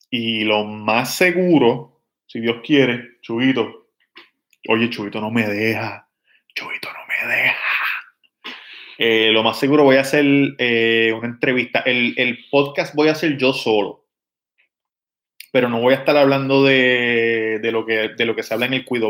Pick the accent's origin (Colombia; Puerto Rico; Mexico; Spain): Puerto Rico; Levittown, Toa Baja; Cuando yo nací, eh, vivíamos en el condominio Lagos del Norte, en Levitown